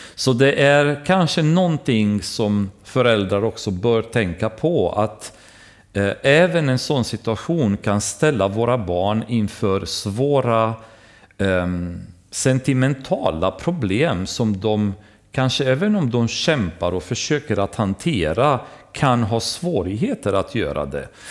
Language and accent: Swedish; Romania; now in Sweden; när jag växte upp i baptistkyrkan i Rumänien